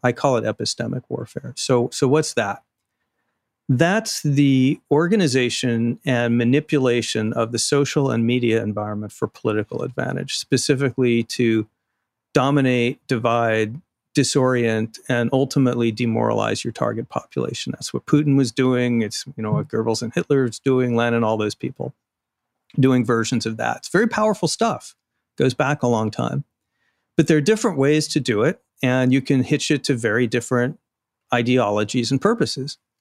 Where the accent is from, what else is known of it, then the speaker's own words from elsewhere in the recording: Arizona, United States; moved away; Arizona, my home state.